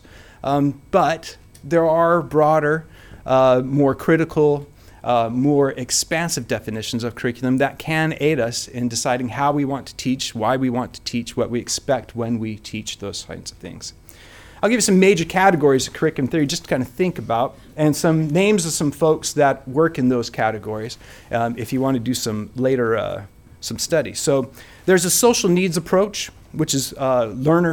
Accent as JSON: {"language": "English", "country": "United States", "also_born_or_lived": "Cincinnati, Ohio", "moved": "as an adult", "lives_now": "Wales", "said": "I'm not originally from Wales. I'm originally from the US."}